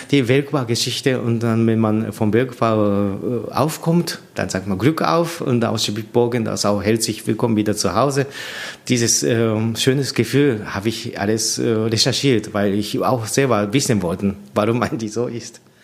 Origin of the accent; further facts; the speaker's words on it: Japan; German is a second language; moved away as an adult; also born or lived in Tokyo, Japan / Munich, Germany; now in Annaberg-Buchholz, Germany; ich bin seit äh, 18 Jahren alt in äh, meine Heimat äh, weggezogen. Ich bin in, in Tokio sechs Jahre studiert das ist auch äh, so 250, 300 Kilometer weiter von meiner Heimat